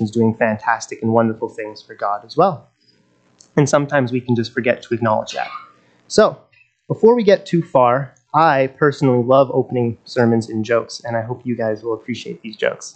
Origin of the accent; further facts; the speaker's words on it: Nelson, British Columbia, Canada; I was born and raised in Nelson